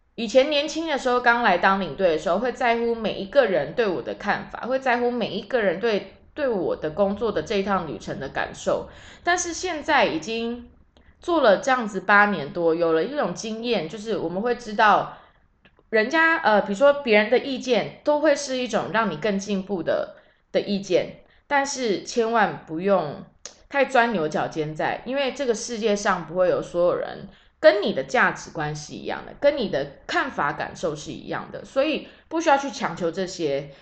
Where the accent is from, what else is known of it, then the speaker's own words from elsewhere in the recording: Taiwan; 都是生活在中华民国的人